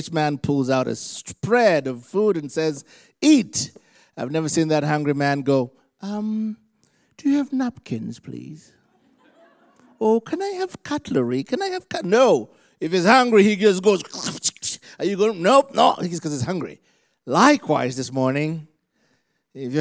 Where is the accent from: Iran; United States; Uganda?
Uganda; moved away; Uganda, Africa. And where I'm from, we just love Jesus really intensely